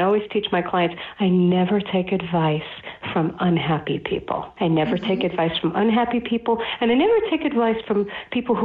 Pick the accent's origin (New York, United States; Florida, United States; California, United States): New York, United States; New York City; I grew up in Brooklyn, New York, and my family's Orthodox Jewish